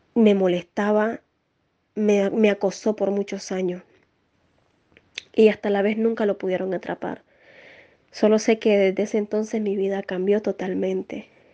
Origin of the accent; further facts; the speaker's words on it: Nicaragua; now in Spain; soy nicaragüense, actualmente vivo en España